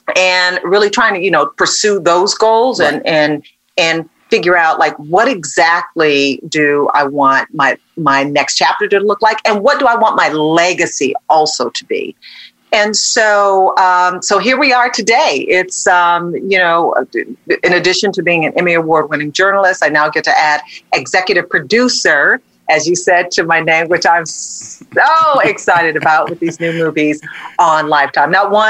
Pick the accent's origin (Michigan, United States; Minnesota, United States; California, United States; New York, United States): Michigan, United States; Detroit; born or raised there